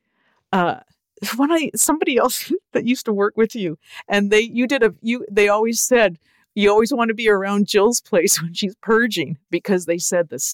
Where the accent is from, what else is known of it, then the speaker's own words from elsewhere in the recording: Canada; accent: Canadian; my Canadian accent